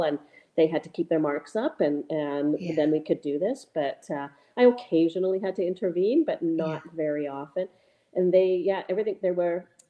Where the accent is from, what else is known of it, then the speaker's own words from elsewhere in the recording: Calgary, Alberta, Canada; now in Whistler, Canada; I grew up in Calgary